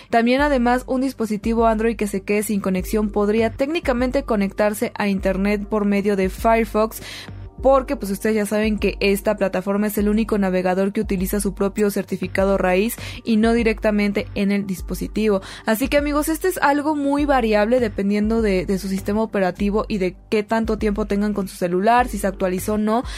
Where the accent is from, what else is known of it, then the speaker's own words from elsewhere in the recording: Mexico; nosotros como mexicanos